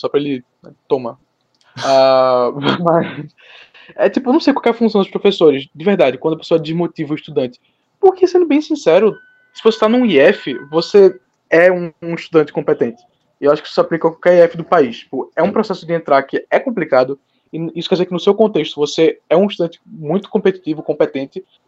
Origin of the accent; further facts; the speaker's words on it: Recife, Pernambuco, Brazil; eu sou de Recife, Pernambuco, tenho 19 anos